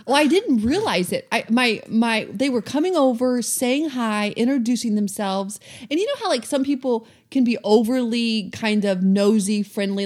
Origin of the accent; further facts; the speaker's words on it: the South, United States; also born or lived in Atlanta, Georgia; now in Seattle, United States; we're from the South, so I was very used to people being extremely friendly